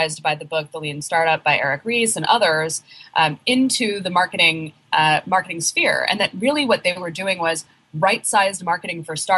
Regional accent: Oregon, United States; moved away as an adult; now in Brooklyn, United States; I live in Brooklyn, New York. I'm actually from Oregon originally

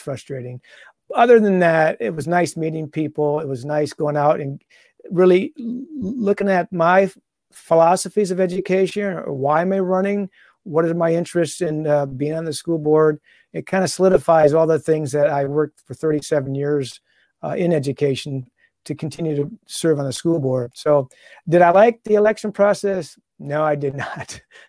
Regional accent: Toledo, Ohio, United States; But opportunity came up, since I'm from the Toledo area, Perrysburg schools had an opening and a job opening.

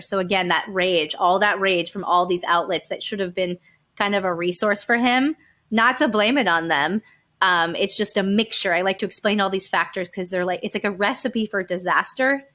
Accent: Calabasas, California, United States; We grew up in Calabasas, California, like, land of Car-, the Kardashians.

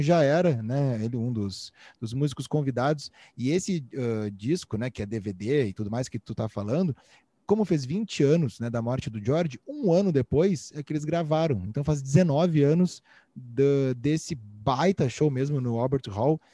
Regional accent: Rio Grande do Sul, Brazil; accent: gaúcho; voltei pro meu gaúcho

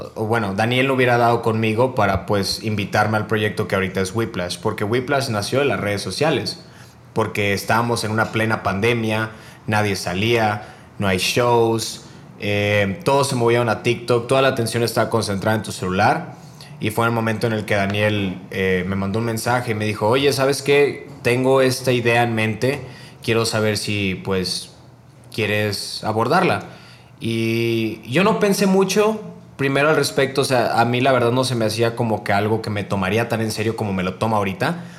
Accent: Monterrey, Nuevo León, Mexico; yo soy de Monterrey

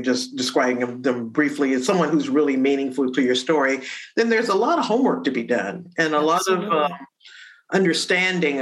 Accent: Detroit, Michigan, United States; growing up in Detroit

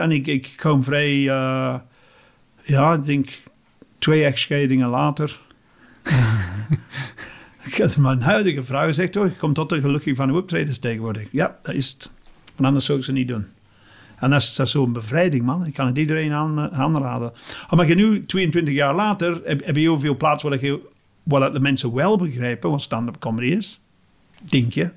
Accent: England, United Kingdom; Dutch is a second language; moved away as an adult; now in Belgium; ik ben Engelsman

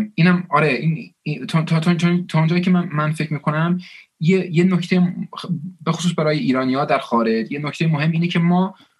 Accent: Bradford, Yorkshire and the Humber, United Kingdom; Persian is a second language; also born or lived in Scotland; now in Manchester, United Kingdom; تو شمال انگلیس به اسم برادفورد بزرگ شدم

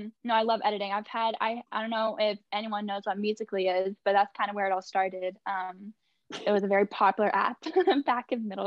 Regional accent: San Francisco, California, United States; also born or lived in Chester, England / San Diego, California; I was originally born in England, small town in Chester, which is also where Alfie's from, which is super, super cool, small world. But I grew up in San Francisco for most of my life. I've been there since I was five.

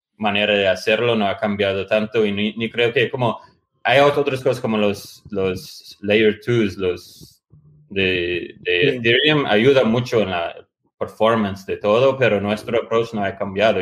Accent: United States; moved away; also born or lived in Latin America / Porto Alegre; pero sí soy, soy como dicen los mexicanos, soy gringo

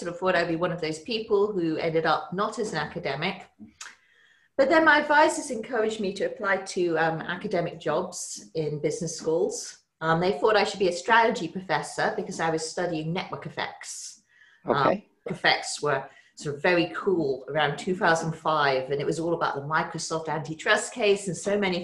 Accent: England, United Kingdom; moved away as an adult; now in United States; I grew up in England

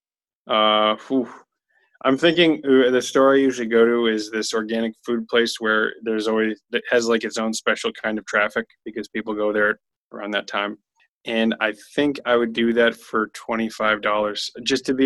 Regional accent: United States; I'm American

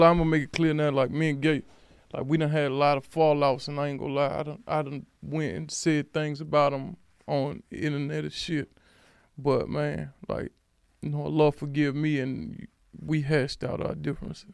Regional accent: Alexandria, Virginia, United States; I'm from Alexandria, Virginia

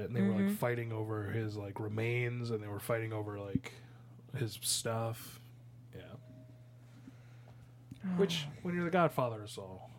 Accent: Midwest, United States; I'm from the Midwest.

